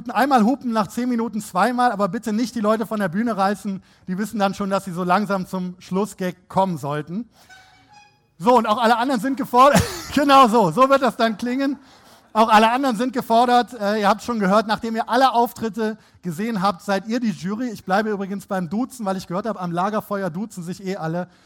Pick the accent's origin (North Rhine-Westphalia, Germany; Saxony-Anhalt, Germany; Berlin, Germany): North Rhine-Westphalia, Germany; Ich selber bin auch Rheinländer, unverkennbar. … Ich stamme vom Niederrhein und habe mein journalistisches Handwerk bei der Rheinischen Post gelernt, unter anderem hier in Düsseldorf.